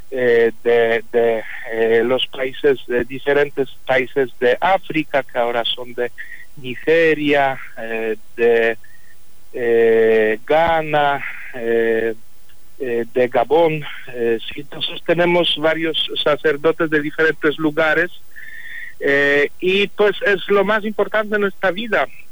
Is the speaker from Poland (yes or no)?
yes; Poland; Spanish is a second language; moved away as an adult; en mi país, en Polonia